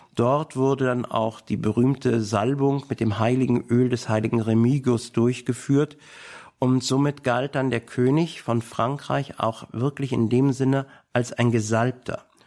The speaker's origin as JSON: {"language": "German", "region": "Berlin", "country": "Germany", "said": "als Berliner"}